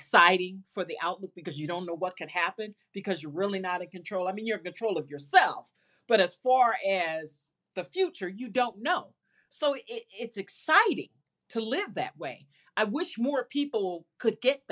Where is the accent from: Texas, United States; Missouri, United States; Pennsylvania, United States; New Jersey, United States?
Missouri, United States; St. Louis; I'm from St. Louis